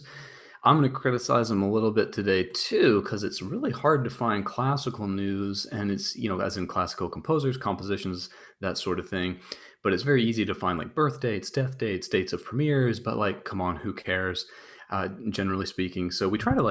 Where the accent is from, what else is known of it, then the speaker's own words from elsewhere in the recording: United States; I'm an American